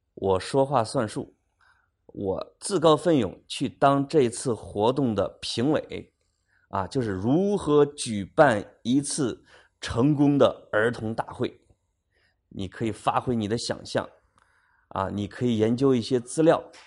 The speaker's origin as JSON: {"language": "Chinese", "country": "China", "said": "我们中国人招待朋友的那份热情"}